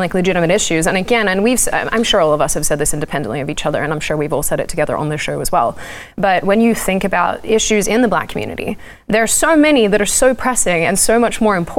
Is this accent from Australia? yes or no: yes; Australia; as an Aussie.